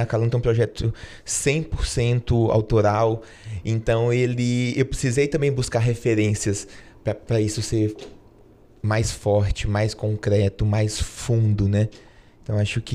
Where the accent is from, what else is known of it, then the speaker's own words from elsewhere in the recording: Tocantins, Brazil; moved away as an adult; eu sou tocantinense. É, enfim, eu fiquei no, no, Tocantins até os meus 18 anos